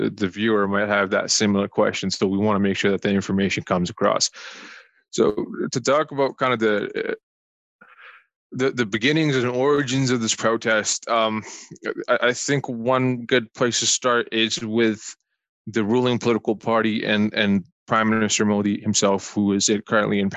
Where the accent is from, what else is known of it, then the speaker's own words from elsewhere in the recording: Calgary, Alberta, Canada; I'm from Calgary, born and raised.